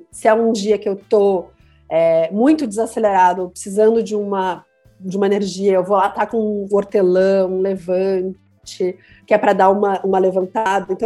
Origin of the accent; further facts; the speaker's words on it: Curitiba, Paraná, Brazil; also born or lived in London; now in São Paulo, Brazil; porque quando eu vim, vim morar em São Paulo, eu sou de Curitiba, e eu passei uma temporada de seis anos em Londres antes de vir morar aqui.